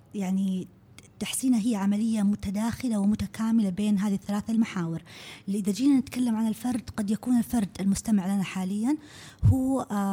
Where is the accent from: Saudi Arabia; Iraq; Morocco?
Saudi Arabia; عندنا في السعوديه